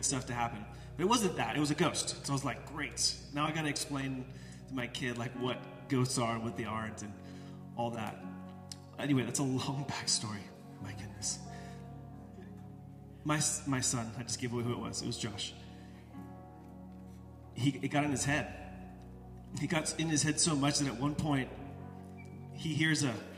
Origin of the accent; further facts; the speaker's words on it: United States; Most of us as American disciples